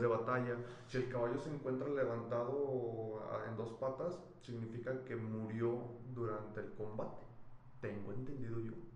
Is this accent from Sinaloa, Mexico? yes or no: no; Zacatecas, Mexico